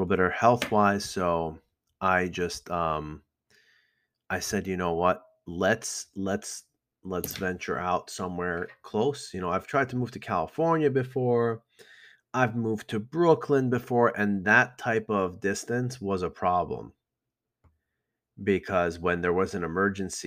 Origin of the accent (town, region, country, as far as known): Iran; now in Elmwood Park, United States